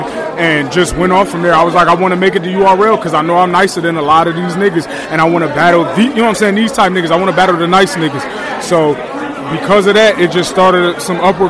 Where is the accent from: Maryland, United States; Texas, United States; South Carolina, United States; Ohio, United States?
Ohio, United States; Cleveland; also born or lived in Akron, Ohio; I'm from Cleveland, bro, originally.